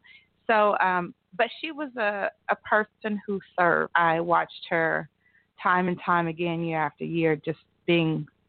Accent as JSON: {"language": "English", "town": "McAlester", "region": "Oklahoma", "country": "United States", "said": "I am from McAlester, Oklahoma."}